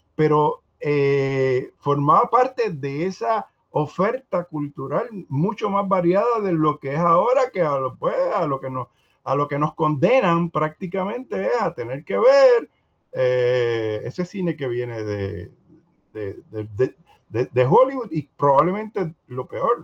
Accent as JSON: {"language": "Spanish", "country": "Puerto Rico"}